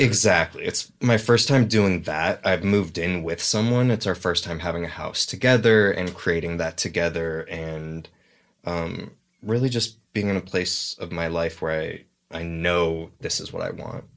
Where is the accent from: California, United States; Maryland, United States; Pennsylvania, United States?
California, United States; the Valley; also born or lived in Los Angeles; now in North Hollywood, United States; I grew up in the Valley